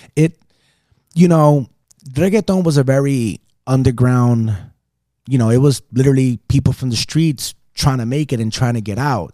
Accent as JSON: {"language": "English", "town": "West New York", "region": "New Jersey", "country": "United States", "tie": "born or raised there", "also_born_or_lived": "Las Vegas", "accent": "Caribbean", "moved": "as an adult", "said": "I was born in Jersey City, New Jersey, West New York, New Jersey, Hudson County, raised by a single amazing, strong, and independent woman"}